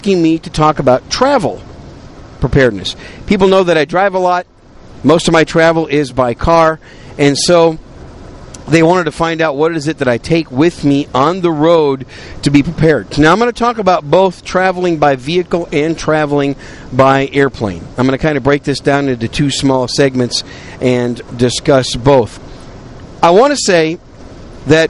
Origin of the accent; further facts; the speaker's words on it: Wisconsin, United States; also born or lived in New York City; now in San Antonio, United States; I was born in New York City, raised in Wisconsin. I call Wisconsin home. I'm a cheesehead